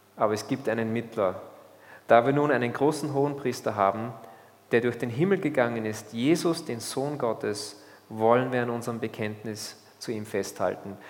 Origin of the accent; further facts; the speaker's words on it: Austria; als Österreicher